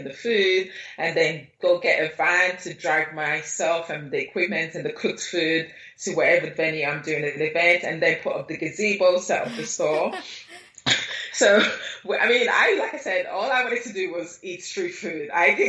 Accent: Nigeria; also born or lived in Lagos; growing up in Nigeria, having lived in Nigeria and having had experiences living in Lagos, which is such a vibrant city

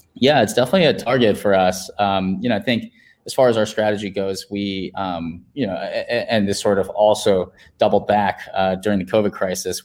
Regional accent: Virginia, United States; now in San Francisco, United States; in my home state in Virginia

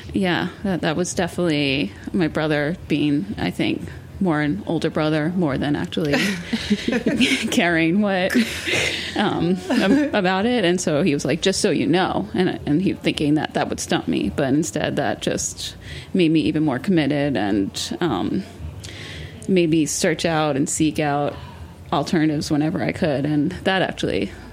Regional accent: New York City, New York, United States; growing up in New York City

